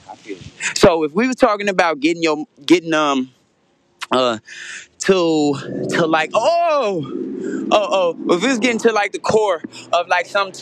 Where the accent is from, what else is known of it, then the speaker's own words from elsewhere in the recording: Indiana, United States; I'm from Indiana